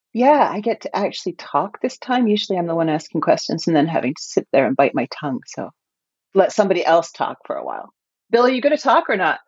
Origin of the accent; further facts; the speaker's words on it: Canada; as a Canadian